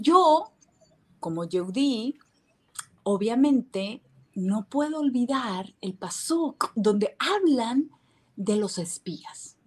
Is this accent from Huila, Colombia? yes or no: no; Barranquilla, Atlántico, Colombia; also born or lived in Miami, United States / Mexico; now in Israel; soy colombiana, eh, barranquillera